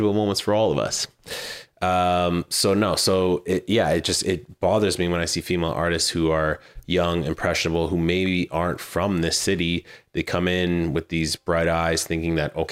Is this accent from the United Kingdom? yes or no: no; Manitoba, Canada; moved away; I am Canadian and this was brewed in Manitoba and so was